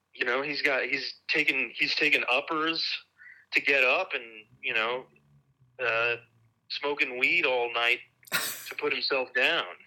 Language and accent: English; Nebraska, United States; moved away; also born or lived in Seattle / St. Louis / Wisconsin; I grew up um in Nebraska.